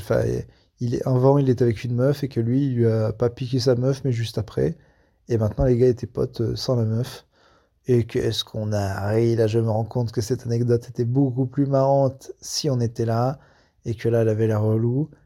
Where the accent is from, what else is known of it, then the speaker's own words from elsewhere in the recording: France; quand on est français et un gros con, et je vérifie, oui, je suis les deux